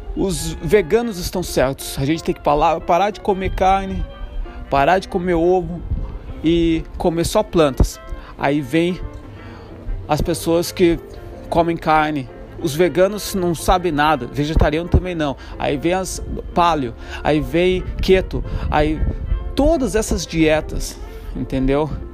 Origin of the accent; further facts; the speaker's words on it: Brazil; moved away as an adult; also born or lived in Ireland; já passou um tempo que eu saí do Brasil, já faz, vai, fazer seis anos agora